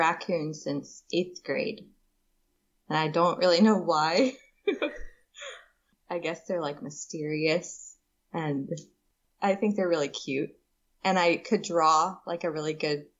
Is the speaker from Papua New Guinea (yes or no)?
yes; Papua New Guinea; I was born in Papua New Guinea